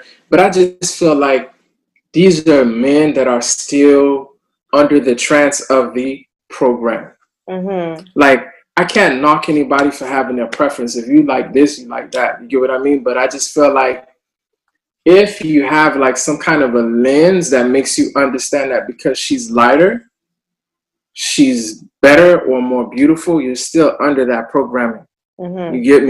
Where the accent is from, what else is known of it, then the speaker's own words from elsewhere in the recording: the South, United States; I mean, growing up in the South, like, you never wanted to be in the sun because you would get darker.